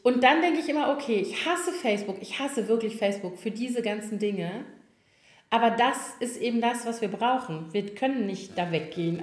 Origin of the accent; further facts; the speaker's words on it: Koblenz, Rhineland-Palatinate, Germany; now in Berlin, Germany; aus meiner Heimatstadt noch von, also aus Schülertagen